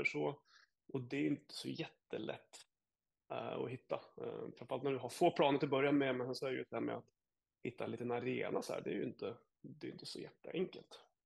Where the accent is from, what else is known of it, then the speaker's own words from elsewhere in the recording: Jämtland, Sweden; now in Sarasota, United States; som gammal surjämte